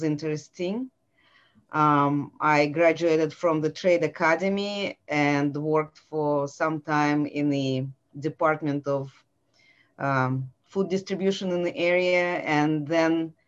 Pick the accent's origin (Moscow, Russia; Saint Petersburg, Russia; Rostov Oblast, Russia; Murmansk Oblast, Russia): Saint Petersburg, Russia; English is a second language; moved away as an adult; now in Atlanta, United States; this is where I was born and raised